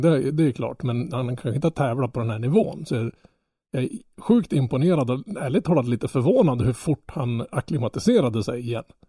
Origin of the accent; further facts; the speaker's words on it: Norrland, Sweden; Jag som norrlänning